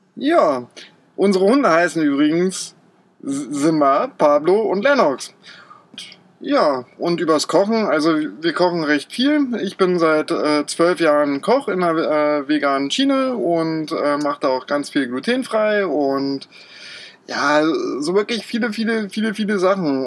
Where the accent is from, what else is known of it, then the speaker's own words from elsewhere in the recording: Berlin, Germany; moved away as an adult; also born or lived in Austria; ich bin äh, in Berlin beziehungsweise bei Berlin aufgewachsen